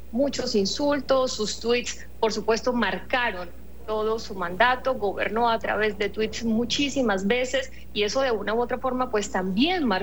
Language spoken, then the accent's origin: Spanish; Puerto Rico; no, no, yo soy de esa nación. Tú te lo a creer. Yo soy